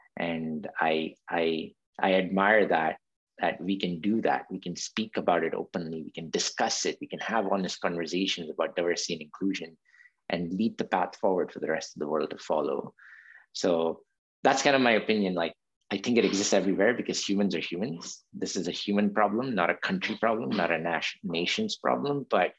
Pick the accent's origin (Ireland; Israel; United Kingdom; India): India; also born or lived in Saudi Arabia; So for example, living in Saudi Arabia as an Indian, as a child of an Indian immigrant worker, it was a very different environment.